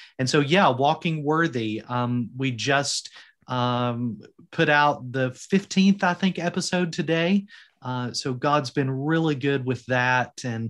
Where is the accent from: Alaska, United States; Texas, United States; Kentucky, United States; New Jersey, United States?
Kentucky, United States; moved away as an adult; now in Porthcawl, United Kingdom; Now, how did we come from Eastern Kentucky, the Appalachian Mountains, to Wales?